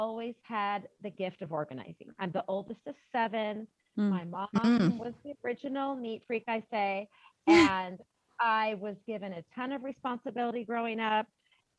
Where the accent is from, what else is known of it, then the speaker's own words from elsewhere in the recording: Idaho, United States; moved away as an adult; also born or lived in Texas / Colorado; now in Dallas, United States; I'm from Idaho